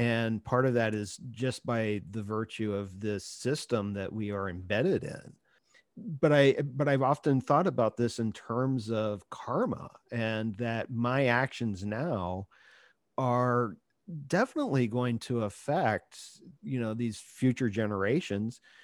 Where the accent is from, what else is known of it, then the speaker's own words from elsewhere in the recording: Ohio, United States; moved away; I grew up in Ohio